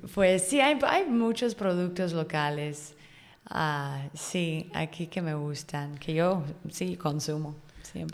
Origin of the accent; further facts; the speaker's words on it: Chico, California, United States; moved away as an adult; now in Yucatán, Mexico; Yo soy de California, norte de California